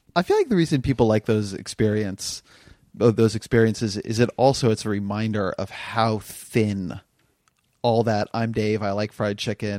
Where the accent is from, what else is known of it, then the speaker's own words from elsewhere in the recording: California, United States; I'm Californian